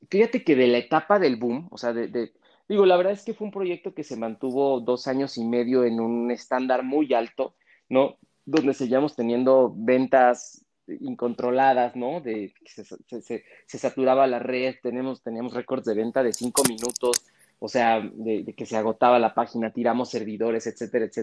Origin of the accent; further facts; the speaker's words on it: Mexico; yo he hecho grandes cosas por este país, ¿no? Siendo mexicano y vienes y me dices frijolero